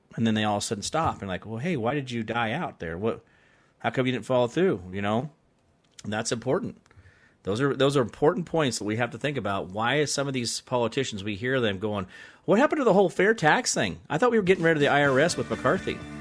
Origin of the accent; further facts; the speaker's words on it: Arizona, United States; I grew up in Arizona